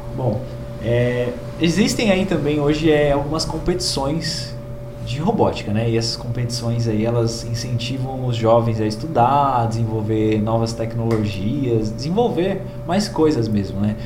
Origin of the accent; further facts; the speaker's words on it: Brazil; como brasileiros